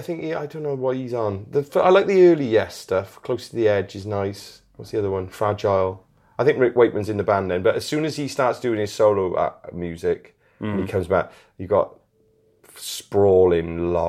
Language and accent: English; Newport, Wales, United Kingdom; We're from Newport, we know how to break in.